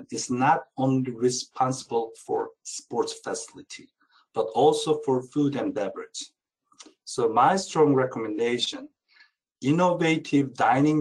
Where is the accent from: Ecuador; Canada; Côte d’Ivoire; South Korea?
South Korea; now in United States; I'm originally from Korea